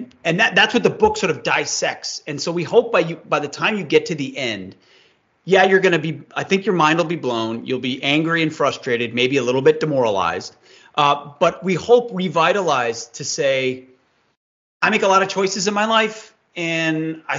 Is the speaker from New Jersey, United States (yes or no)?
yes; New Jersey, United States; I know even in my hometown here in New Jersey